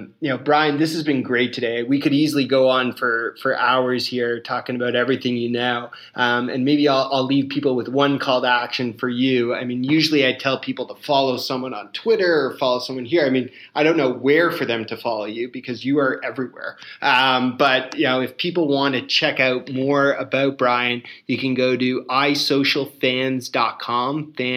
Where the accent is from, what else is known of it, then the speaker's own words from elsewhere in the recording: Canada; I can relate to the passion for hockey as a Canadian